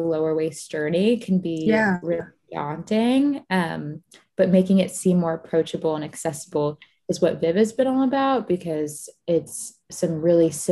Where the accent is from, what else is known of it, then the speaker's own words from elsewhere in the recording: Florida, United States; I grew up in Florida, most of my family is from Egypt